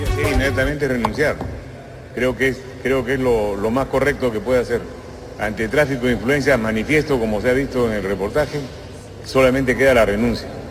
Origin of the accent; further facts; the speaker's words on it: Peru; Somos peruanos independientes y soberanos